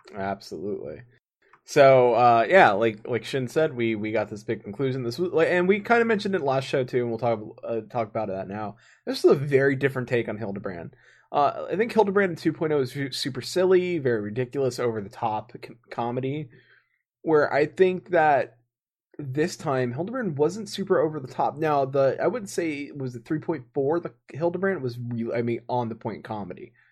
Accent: United States; being an American here in the states

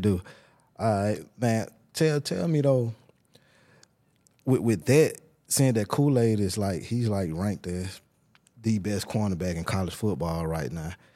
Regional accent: Tuscaloosa, Alabama, United States; I'm from Tuscaloosa

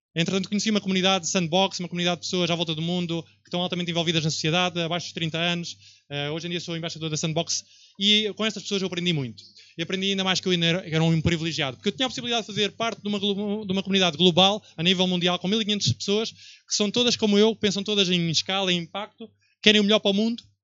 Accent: Viseu, Centro, Portugal; moved away as an adult; also born or lived in Barcelona; eu vim de Viseu, onde cresci até aos 18 anos

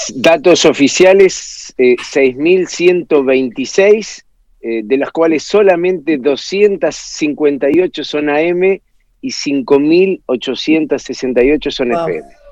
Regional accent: Argentina; nosotros estamos como argentinos

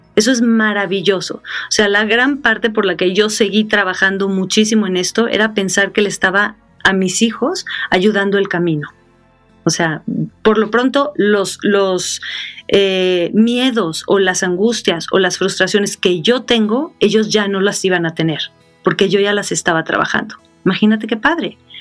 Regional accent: Sonora, Mexico; moved away; also born or lived in Mexico City; yo soy de Sonora

